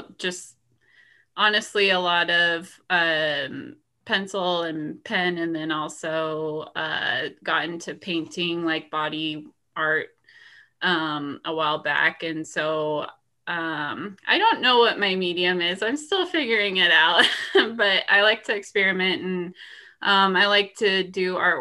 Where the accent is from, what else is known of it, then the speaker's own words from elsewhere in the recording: Montana, United States; I'm from Montana